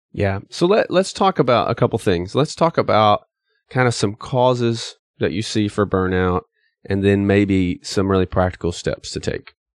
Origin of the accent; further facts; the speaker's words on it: East Tennessee, United States; I grew up in East Tennessee